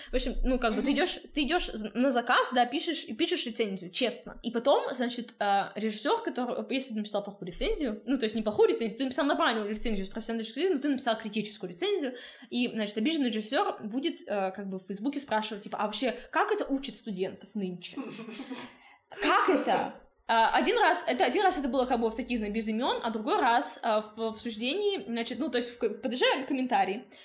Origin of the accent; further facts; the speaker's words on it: Krasnoyarsk, Krasnoyarsk Krai, Russia; now in Saint Petersburg, Russia; Я сама из Красноярска